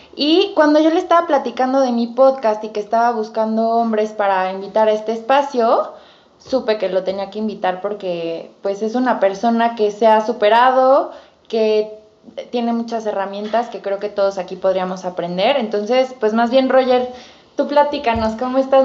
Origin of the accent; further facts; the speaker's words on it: Mexico; como buena cultura mexicana